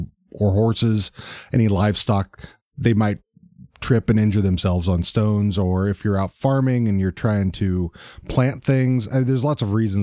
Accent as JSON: {"language": "English", "region": "Texas", "country": "United States", "tie": "born or raised there", "said": "I grew up in Texas"}